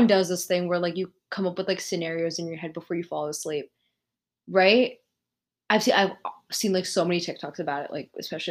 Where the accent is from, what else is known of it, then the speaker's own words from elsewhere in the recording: United States; I was born and raised in America